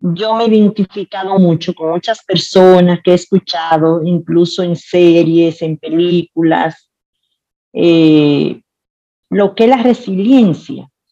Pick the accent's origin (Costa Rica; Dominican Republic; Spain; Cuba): Dominican Republic; Santiago de los Caballeros, Santiago; yo nací en Santiago, soy de Santiago, amo la República Dominicana